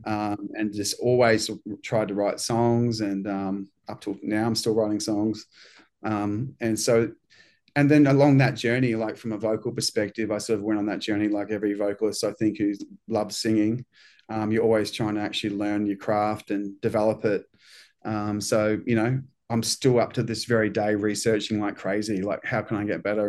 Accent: New Zealand; now in Australia; I'm from New Zealand

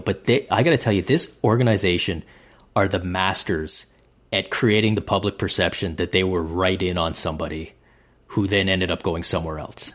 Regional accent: Canada; being the Canadian that I am

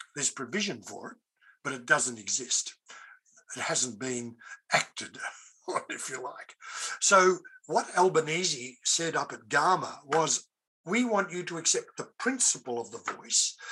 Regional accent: Australia; an Australian of European heritage

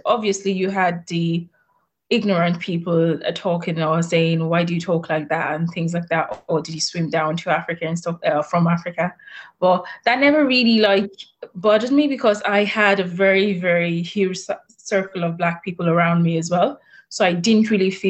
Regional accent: Blanchardstown, Leinster, Ireland; Oh yeah, moved to Dublin. I grew up in Blanchardstown. So that's my hometown.

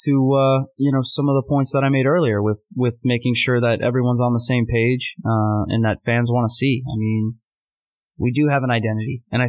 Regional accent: Winter Park, Florida, United States; now in New York City, United States; I grew up in a small town in Florida called Winter Park. right outside Orlando. May as well be Orlando, Central Florida.

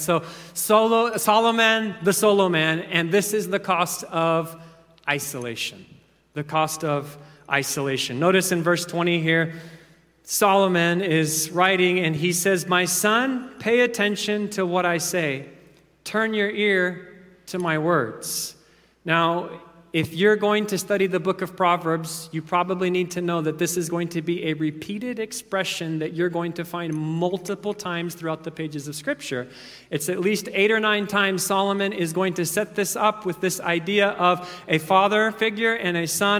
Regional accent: Kenya; I was thinking back to growing up in Kenya. Oftentimes, the power would go out for 2-3 days at a time.

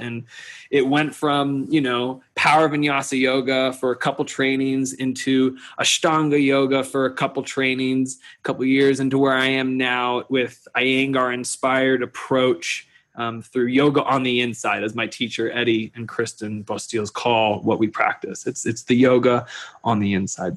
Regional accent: Kentucky, United States; moved away; also born or lived in Boulder, Colorado; I grew up in Kentucky

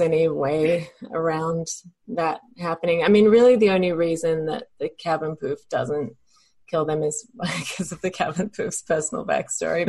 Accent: Adelaide, South Australia, Australia; in Adelaide, Australia, just in, in the suburbs

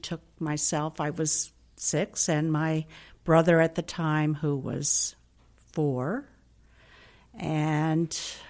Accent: Hudson, New York, United States; first language Italian; English is a second language; I'm from Hudson, New York.

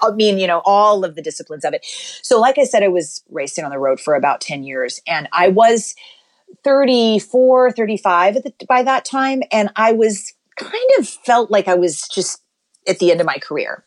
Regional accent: Kentucky, United States; I grew up in Kentucky

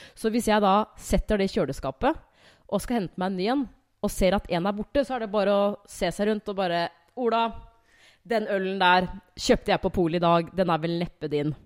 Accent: Hamar, Innlandet, Norway; Jeg er jo fra Hamar. Jeg er jo vokst opp der.

